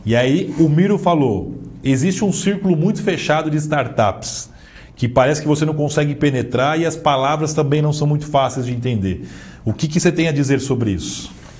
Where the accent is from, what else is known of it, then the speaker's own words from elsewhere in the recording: Southeast, Brazil; nós que somos aqui do Sudeste